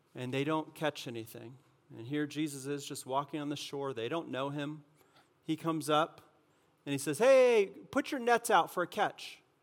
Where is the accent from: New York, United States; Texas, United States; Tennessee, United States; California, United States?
California, United States; moved away; I'm from California